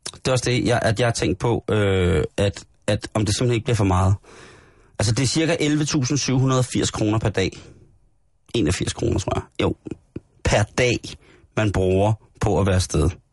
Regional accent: Denmark; som dansker jo selvfølgelig er, er man meget stolt af det

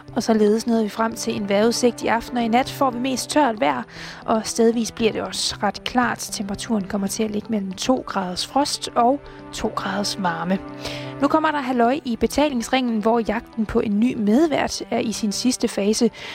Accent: Copenhagen, Capital Region of Denmark, Denmark; also born or lived in Amager; Jeg har gået i folkeskole på Christianshavn, gået på gymnasie på Christianshavn. Nu bor jeg på Amager

